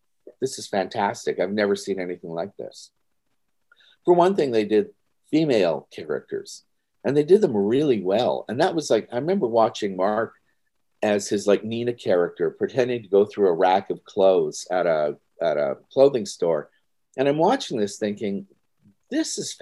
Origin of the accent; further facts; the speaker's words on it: Timmins, Ontario, Canada; moved away; I was born and raised in Timmins, Ontario